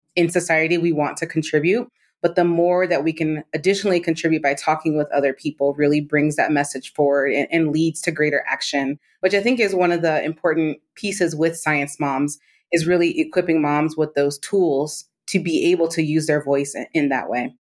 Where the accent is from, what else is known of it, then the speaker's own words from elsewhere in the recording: Maryland, United States; I grew up in Maryland outside of D C.